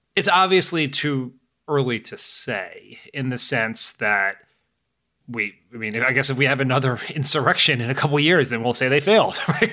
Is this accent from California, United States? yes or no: no; Delaware, United States; my home state of Delaware